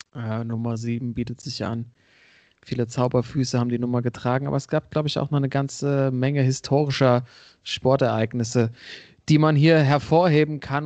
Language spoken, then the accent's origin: German; Hesse, Germany; die Hessen, gell, wo ich herkomme